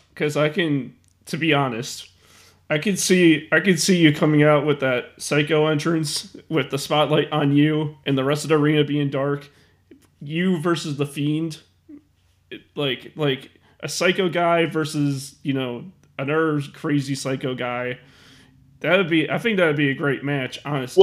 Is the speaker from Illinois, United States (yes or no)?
yes; Chicago, Illinois, United States; my hometown of Chicago, Illinois